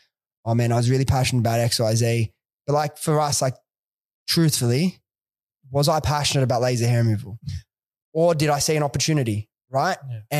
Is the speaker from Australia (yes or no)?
yes; Sydney, New South Wales, Australia; Dude, I was a kid from Western Sydney. Like I didn't have a lot of like nothing.